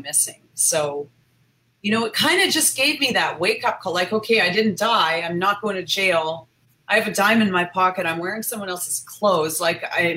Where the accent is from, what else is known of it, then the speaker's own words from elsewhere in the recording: Canada; moved away; also born or lived in United States; I was in the US, I'm from Canada.